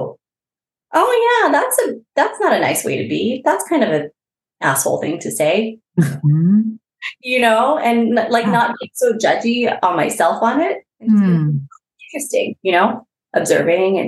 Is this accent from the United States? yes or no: yes; Bay Area, California, United States; I am from the Bay Area